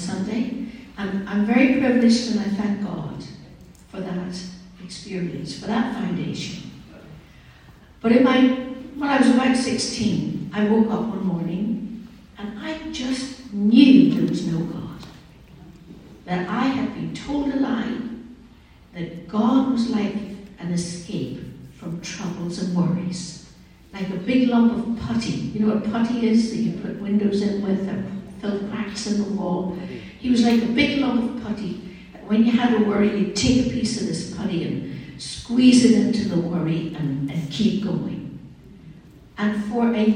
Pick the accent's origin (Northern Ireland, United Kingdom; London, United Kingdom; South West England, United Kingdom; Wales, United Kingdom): Northern Ireland, United Kingdom; Derry; I was raised in Northern Ireland